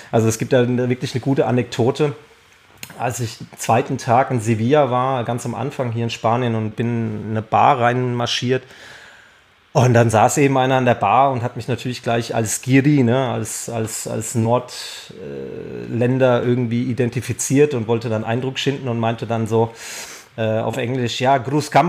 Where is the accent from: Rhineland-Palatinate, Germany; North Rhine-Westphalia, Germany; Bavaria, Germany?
Bavaria, Germany; also ich bin in Nordbayern aufgewachsen, da spürt man das nicht so